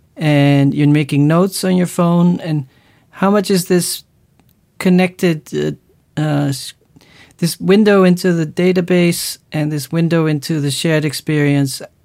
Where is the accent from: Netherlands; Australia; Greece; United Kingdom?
Netherlands